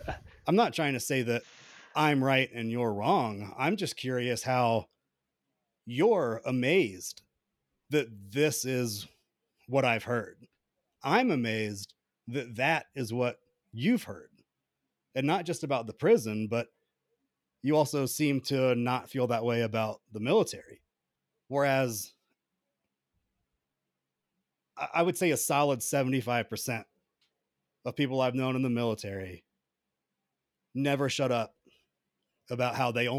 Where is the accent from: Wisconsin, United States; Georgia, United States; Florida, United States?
Georgia, United States; Atlanta; I grew up in Atlanta. You don't know anything about Atlanta unless you've been there.